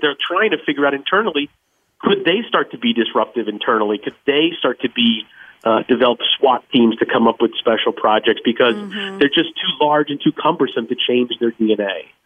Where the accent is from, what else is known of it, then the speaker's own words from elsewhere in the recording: Bayonne, New Jersey, United States; moved away; also born or lived in New York / Texas; I was born in Bayonne, New Jersey